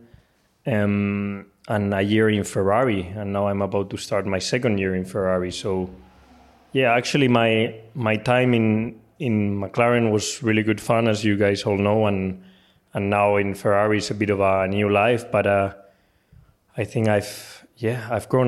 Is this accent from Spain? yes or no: yes; Spain; I'm Spanish